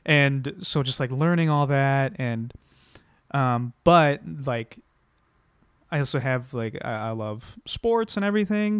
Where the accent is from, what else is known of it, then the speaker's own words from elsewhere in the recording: Iowa, United States; now in Los Angeles, United States; I'm from Iowa